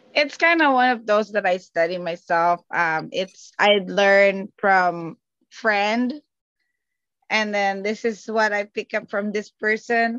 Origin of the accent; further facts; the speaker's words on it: Calabarzon, Philippines; moved away; I am from Cavite, Philippines. So we're like the next province after Manila.